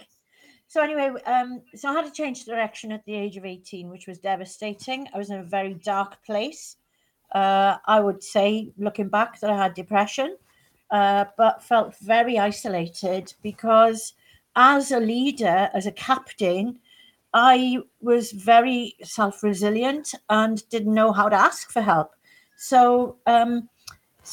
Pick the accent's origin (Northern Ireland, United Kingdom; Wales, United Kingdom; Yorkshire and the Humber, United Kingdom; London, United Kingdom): Wales, United Kingdom; West; also born or lived in Belgium; I grew up in West Wales